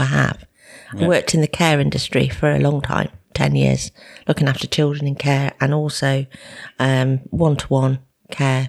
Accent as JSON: {"language": "English", "town": "Lichfield", "region": "West Midlands", "country": "United Kingdom", "moved": "as an adult", "lives_now": "Shrewsbury, United Kingdom", "said": "I'm originally from Lichfield, but I've been in Shrewsbury for, oh my gosh, probably 25 years or more"}